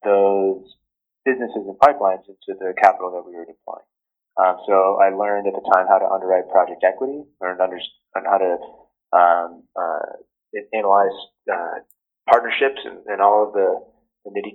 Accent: Ridgewood, New Jersey, United States; moved away as an adult; also born or lived in Stanford, California / Silicon Valley; I grew up in Ridgewood, New Jersey, which is a town just outside of New York City.

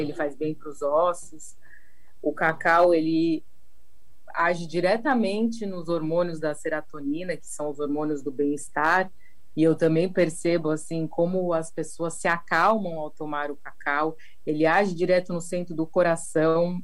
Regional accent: São Paulo, Brazil; now in Paraty, Brazil; eu sou de São Paulo e hoje em dia eu moro aqui em Paraty

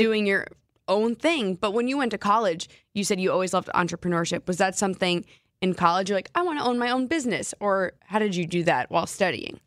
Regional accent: New Jersey, United States; moved away as an adult; now in Seattle, United States; I was born and raised in New Jersey, and then I moved to Seattle three years ago.

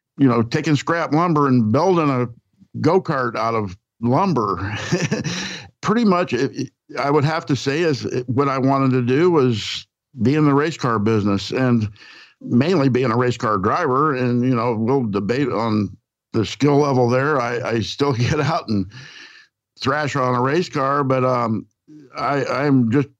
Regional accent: Wickliffe, Kentucky, United States; moved away; also born or lived in Cairo, Illinois; I'm from a small city right at the Ohio and Mississippi meet. It's called Wickliffe, Kentucky. I was born in Cairo, Illinois, right across the river from Wickliffe. But we lived on a cattle farm

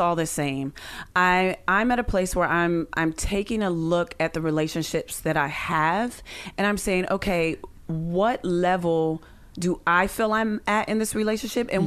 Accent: Pittsburgh, Pennsylvania, United States; I'm from Pittsburgh, so we would, you know, go back

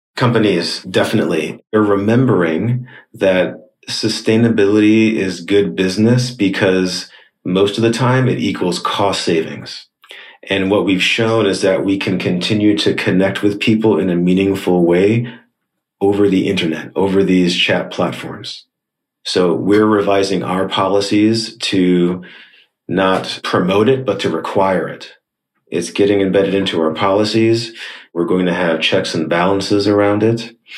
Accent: New York, United States; moved away as an adult; now in Shanghai, China; I'm speaking from Shanghai, China, but originally from New York in the US

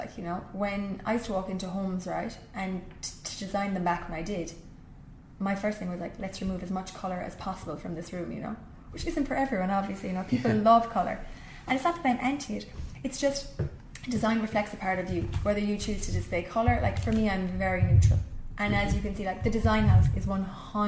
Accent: Rathmore, Munster, Ireland; moved away as an adult; I grew up in Kerry

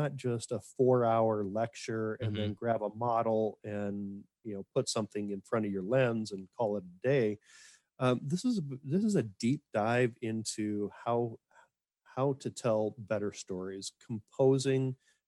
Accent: Minnesota, United States; also born or lived in Montana; But for me, I was raised in Montana, born up there and then moved out to Minnesota as a young child.

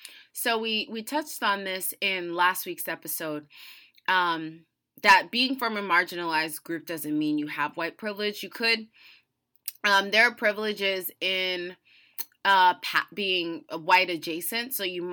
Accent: United States; I was born and raised in the United States, so that comes with many, many privileges.

